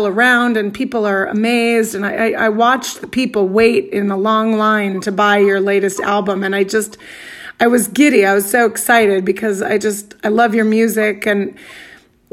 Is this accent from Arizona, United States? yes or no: yes; Arizona, United States; moved away as an adult; also born or lived in Brooklyn; growing up in Arizona